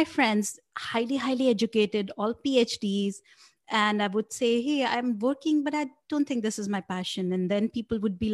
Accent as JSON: {"language": "English", "country": "India", "tie": "born or raised there", "said": "I grew up in India"}